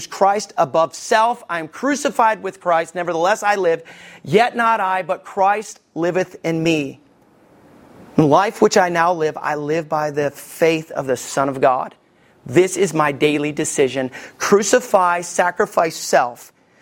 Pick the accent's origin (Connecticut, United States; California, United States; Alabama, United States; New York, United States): Alabama, United States; Somerville; I grew up in Somerville, Alabama.